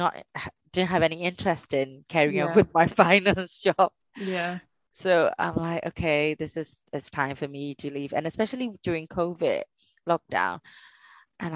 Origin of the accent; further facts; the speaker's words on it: Myanmar; moved away; growing up in Burma